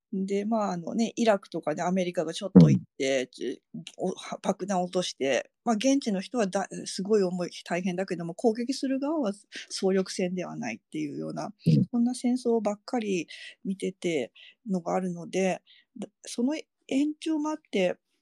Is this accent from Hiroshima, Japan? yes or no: yes; Hiroshima, Japan; now in Iwaki, Japan; 自分広島で育ってるから